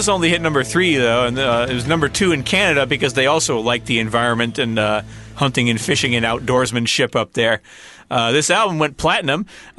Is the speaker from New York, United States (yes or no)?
no; Louisiana, United States; growing up in Louisiana